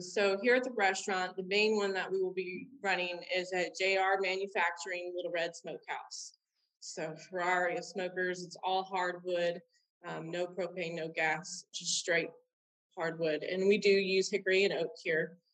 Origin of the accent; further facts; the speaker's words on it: Robstown, Texas, United States; now in Canton, United States; I was born in Robstown, Texas, which is South Texas, and I was born and raised out in the Bluffs, which is a uh, between Corpus Christi and Padre